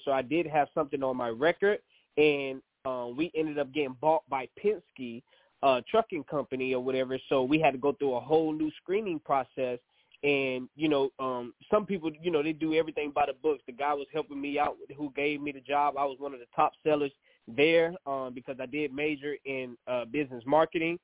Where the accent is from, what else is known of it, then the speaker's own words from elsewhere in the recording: New Orleans, Louisiana, United States; moved away; also born or lived in Georgia; originally from New Orleans, Louisiana. We moved to Georgia after the Hurricane Katrina. And so I graduated from high school